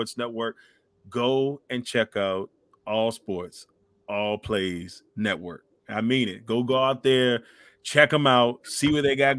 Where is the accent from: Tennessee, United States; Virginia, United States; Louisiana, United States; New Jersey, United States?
Virginia, United States; Amelia County; born or raised there